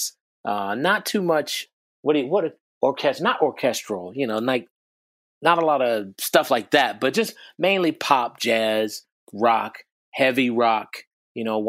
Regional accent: Chicago, Illinois, United States; also born or lived in Calumet City, Illinois; I grew up in Chicago, Illinois. I was born in, you know, in Chicago proper, and like fourth grade or so, moved out to the south suburbs in Calumet City.

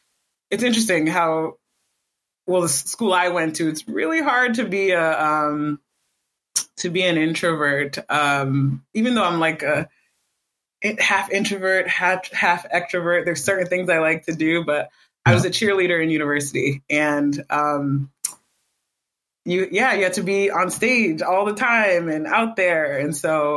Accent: Boston, Massachusetts, United States; moved away as an adult; also born or lived in New Jersey; I was born in Jersey, New Jersey, and then we were raised in Boston up until, I didn't leave Boston until my final year of university

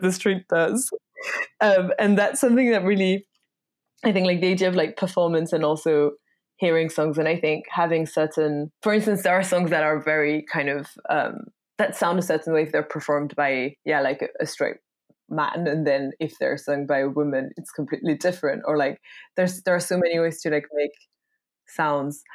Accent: France; English is a second language; moved away; I grew up in France

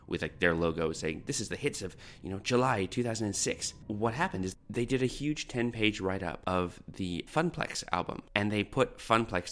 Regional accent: Canada; moved away as an adult; now in Australia; I'm a Canadian who landed in Australia 14 years ago

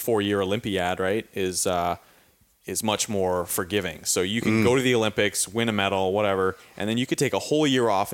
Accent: Victoria, British Columbia, Canada; I'm from Victoria, BC, on the west coast of Canada.

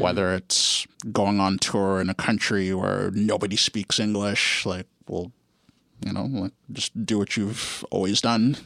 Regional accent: Guelph, Ontario, Canada; also born or lived in Ottawa; now in Toronto, Canada; I grew up in Guelph.

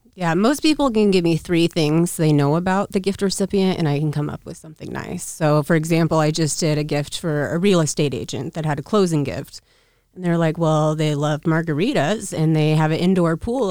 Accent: Council Bluffs, Iowa, United States; also born or lived in Omaha, Nebraska; I was born in Council Bluffs, Omaha

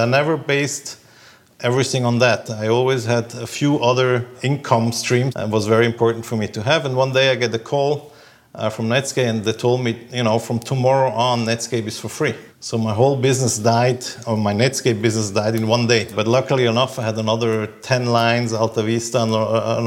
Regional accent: Zurich, Switzerland; I'm born and raised in Zurich, where I still spend most of my time.

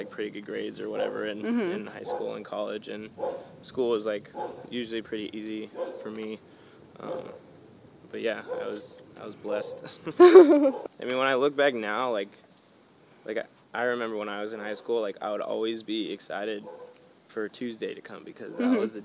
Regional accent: Glendora, California, United States; also born or lived in Arcadia, California / Orange County, California; I grew up in Glendora, which is like a little bit east of there

